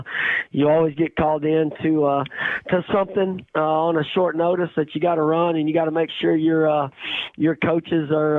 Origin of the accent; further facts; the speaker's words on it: East Texas, United States; I'm from East Texas